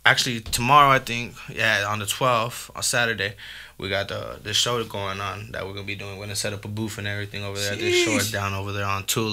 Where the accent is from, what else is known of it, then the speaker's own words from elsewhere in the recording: Tucson, Arizona, United States; I'm born and raised in Tucson. I've been here all my life, you know what I mean? So being here in Tucson, Arizona itself